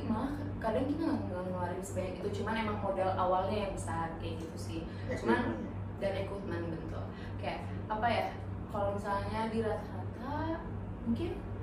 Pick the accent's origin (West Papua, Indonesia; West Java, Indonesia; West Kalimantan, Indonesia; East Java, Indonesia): West Java, Indonesia; ibu aku Surabaya ya aku Sunda